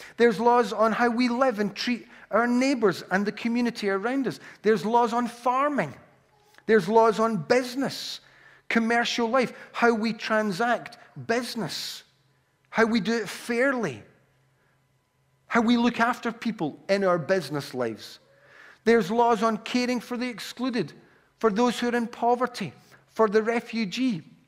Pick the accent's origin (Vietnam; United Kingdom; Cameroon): United Kingdom; Glasgow, Scotland; accent: Glaswegian; I have a Glaswegian accent, uh, or I'm from Glasgow